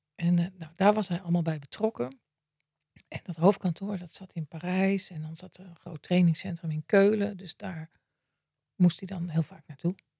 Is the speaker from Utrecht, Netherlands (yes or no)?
yes; Maarssen, Utrecht, Netherlands; ik ben opgegroeid in Maarsen. in het dorp